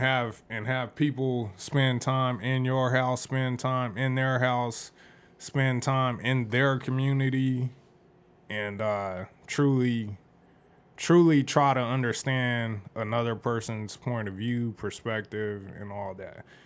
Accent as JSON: {"language": "English", "town": "Phoenix", "region": "Arizona", "country": "United States", "tie": "born or raised there", "said": "I grew up here and the different places that I lived in the valley"}